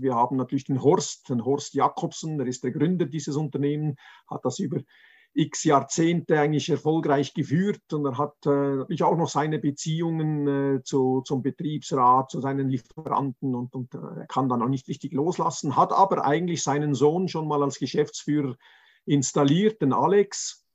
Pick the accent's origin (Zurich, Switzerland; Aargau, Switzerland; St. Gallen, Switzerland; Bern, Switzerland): Zurich, Switzerland; ich komme aus Zürich